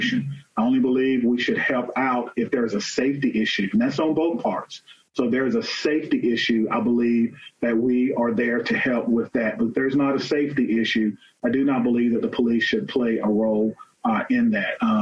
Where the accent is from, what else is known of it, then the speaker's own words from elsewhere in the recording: North Carolina, United States; moved away; I'm originally from North Carolina.